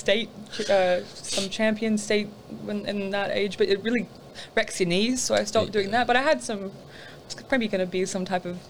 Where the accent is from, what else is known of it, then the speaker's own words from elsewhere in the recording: Lennox Head, New South Wales, Australia; That's from my hometown, a place called Lake Ainsworth.